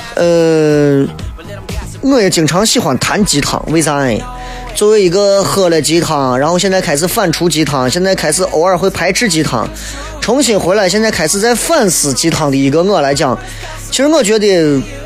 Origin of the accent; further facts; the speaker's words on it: Xi'an, Shaanxi, China; accent: Xi'an dialect; 我们西安人说话啥时候粗鲁了？